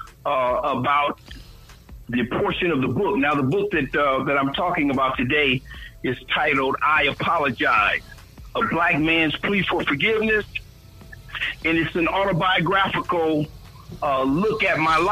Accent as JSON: {"language": "English", "town": "Toledo", "region": "Ohio", "country": "United States", "tie": "born or raised there", "also_born_or_lived": "Washington, D.C.", "moved": "as an adult", "lives_now": "Cincinnati, United States", "said": "I'm from Toledo. I am a native Toledoan, born and raised"}